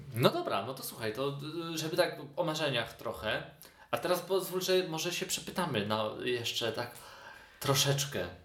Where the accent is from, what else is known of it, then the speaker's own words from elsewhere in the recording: Świdnica, Lower Silesian Voivodeship, Poland; moved away as an adult; also born or lived in Kraków; now in Poznań, Poland; u siebie w rodzinnej Świdnicy